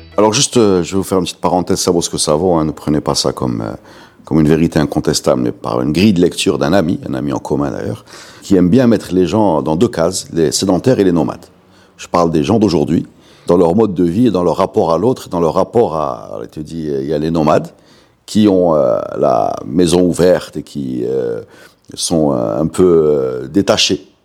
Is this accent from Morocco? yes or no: yes; Morocco; chez nous, au Maroc